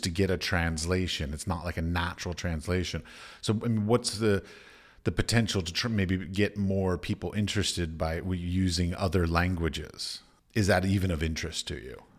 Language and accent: English; United States; I'm an American, an arrogant American